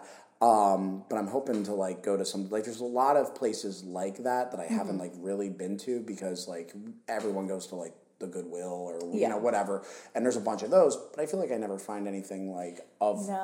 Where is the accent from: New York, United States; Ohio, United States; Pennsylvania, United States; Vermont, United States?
Pennsylvania, United States; Philadelphia; moved away; When I go back home, I'm from Philadelphia